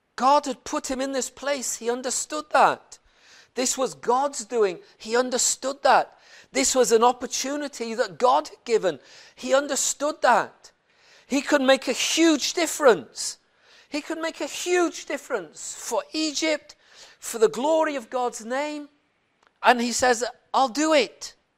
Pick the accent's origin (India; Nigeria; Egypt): Nigeria; Plateau; I was born in Plateau State in the middle of Nigeria